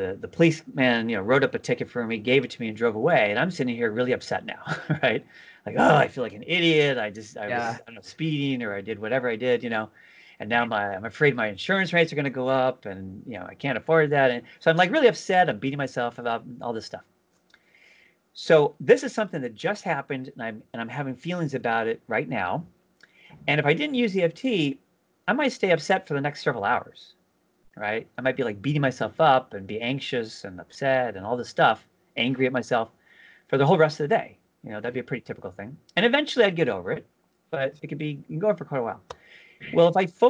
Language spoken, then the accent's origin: English; California, United States; now in East Coast, United States; I'm originally from California